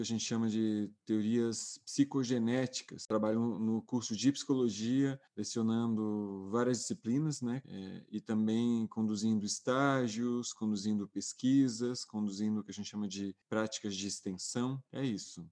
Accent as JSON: {"language": "Portuguese", "region": "Santa Catarina", "country": "Brazil", "tie": "born or raised there", "moved": "as an adult", "lives_now": "São João del Rei, Brazil", "said": "eu sou catarinense, é, nasci no interior de Santa Catarina, mas moro há 25 anos no interior de Minas Gerais"}